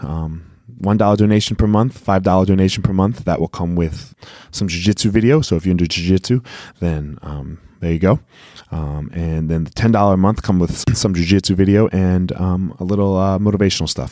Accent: Philadelphia, Pennsylvania, United States; I grew up in Philly

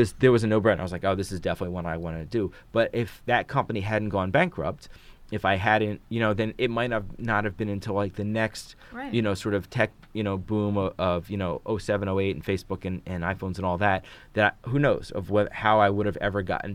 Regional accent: Philadelphia, Pennsylvania, United States; moved away as an adult; also born or lived in Atlanta / New York / Barcelona; now in Detroit, United States; I grew up in Philly

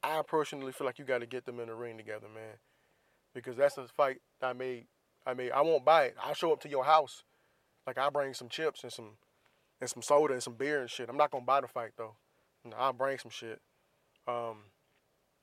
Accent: Florida, United States; I'm from Florida. We love crabs down there

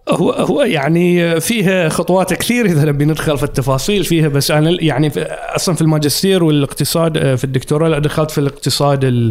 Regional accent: Muharraq, Muharraq Governorate, Bahrain; moved away as an adult; also born or lived in England; كبرت وربيت في آه، مدينة المحرق القديمة

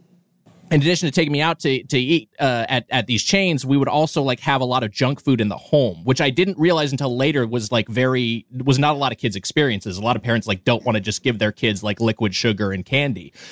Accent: LA County, Southern California, United States; I grew up in Southern California. I lived in LA County my entire life

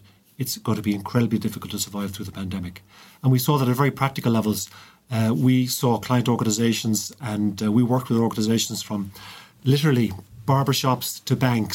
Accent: County Clare, Ireland; also born or lived in Limerick; growing up in Clare

